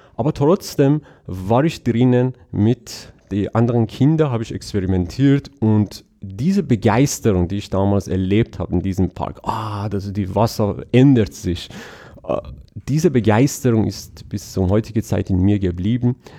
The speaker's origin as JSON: {"language": "German", "country": "Iran", "tie": "born or raised there", "second_language": "German", "moved": "yes", "said": "ich bin in Iran aufgewachsen"}